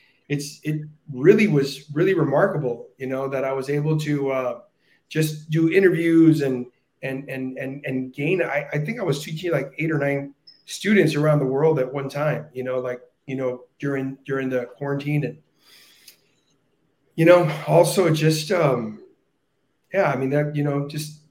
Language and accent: English; Brownsville, Texas, United States; moved away; also born or lived in Boston; I'm from Brownsville, Texas. That's where I was born and raised